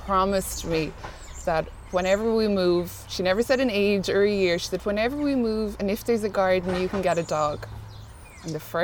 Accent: Clonmel, Munster, Ireland; born or raised there; also born or lived in United States

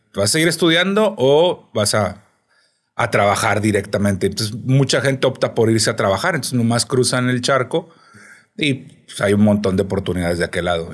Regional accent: Piedras Negras, Coahuila, Mexico; also born or lived in Mexico City; now in Monterrey, Mexico; Yo soy de Piedras Negras, Coahuila, una ciudad fronteriza

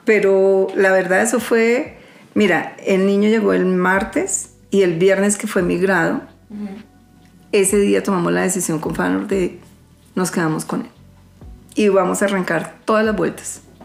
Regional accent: Colombia; yo soy una ciudadana colombiana

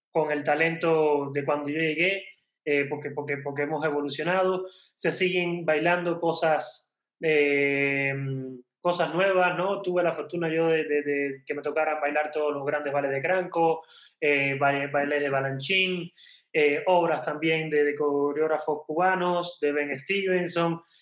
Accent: Mexico; moved away; Para mí como extranjero, como, yo la he visto en, bueno, soy mexicano, estoy naturalizado hace ya también unos, unos cuantos años.

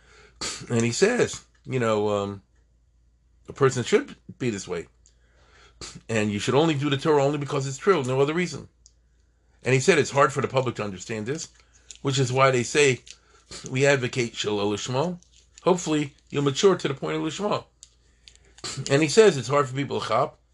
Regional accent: United States; we are American citizens

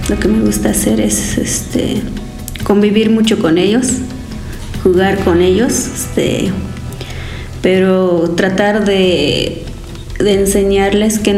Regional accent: Acteal, Chiapas, Mexico; Ejemplo están los mártires de Acteal, que de donde soy, soy reviviente de la masacre de Acteal.

